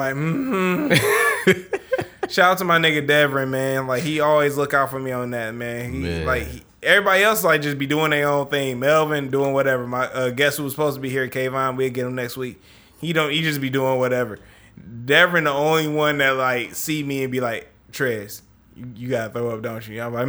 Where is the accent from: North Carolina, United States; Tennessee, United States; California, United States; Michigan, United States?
Michigan, United States; Detroit; And I'm from the West Side